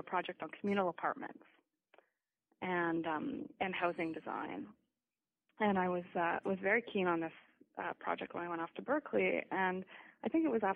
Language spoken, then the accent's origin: English; Canada; also born or lived in United States / Italy; Well, I grew up in Canada. I was born in the United States, but moved to Canada at 3 months.